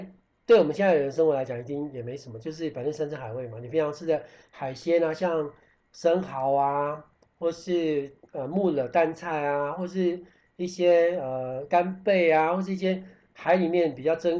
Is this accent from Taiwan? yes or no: yes; Taiwan; moved away as an adult; also born or lived in France; 我们台湾人可能蛮热情的